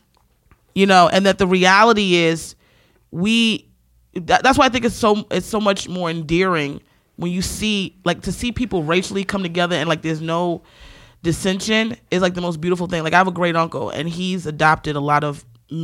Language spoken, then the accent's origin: English; Baltimore, Maryland, United States; I'm from Baltimore